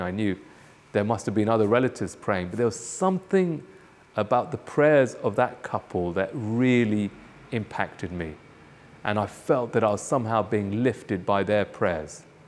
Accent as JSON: {"language": "English", "country": "United Kingdom", "tie": "born or raised there", "also_born_or_lived": "Nairobi, Kenya", "moved": "yes", "said": "I was born in the U K"}